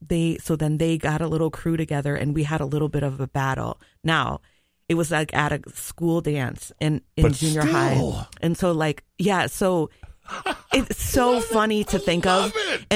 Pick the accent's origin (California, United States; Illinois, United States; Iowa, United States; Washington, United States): Iowa, United States; Mount Pleasant; I grew up in a small town in Iowa. Mount Pleasant